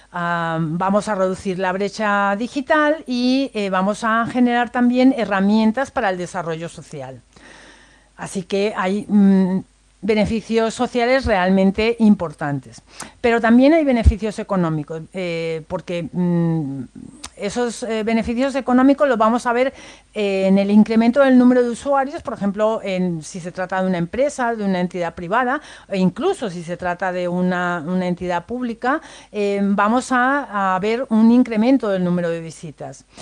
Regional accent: Spain

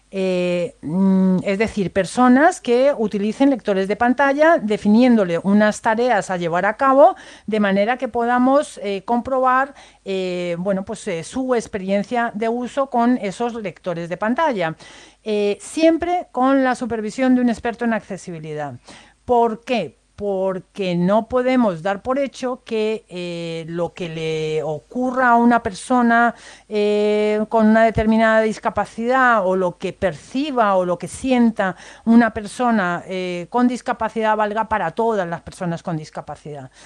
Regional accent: Spain

